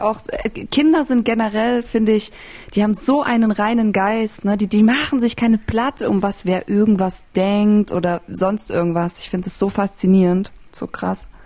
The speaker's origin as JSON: {"language": "German", "region": "Bavaria", "country": "Germany", "tie": "born or raised there", "said": "Ich bin ja auch in Bayern aufgewachsen"}